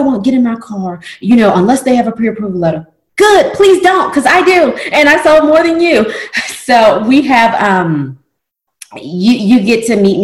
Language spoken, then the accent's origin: English; Tennessee, United States; now in Louisiana, United States; I'm not from Louisiana. I'm from Tennessee